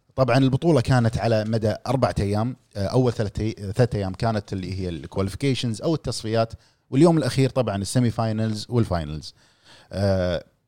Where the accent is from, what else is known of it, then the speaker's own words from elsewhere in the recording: Kuwait; عندنا بالكويت